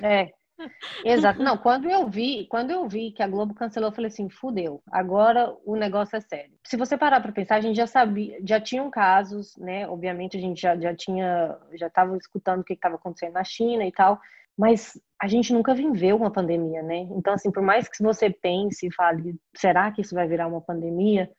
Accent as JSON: {"language": "Portuguese", "town": "Goiânia", "region": "Goiás", "country": "Brazil", "moved": "yes", "lives_now": "Chicago, United States", "said": "eu sou de Goiânia."}